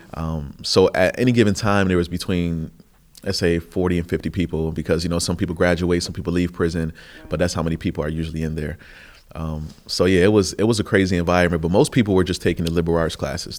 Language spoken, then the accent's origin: English; Buffalo, New York, United States; I came from Buffalo, which is the third poorest city in the nation, and it's a, you know, a lot of poverty, a lot of oppression, and not much opportunity